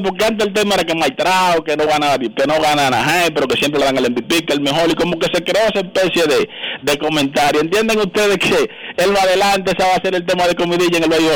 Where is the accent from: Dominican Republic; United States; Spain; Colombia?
Dominican Republic; nosotros como dominicanos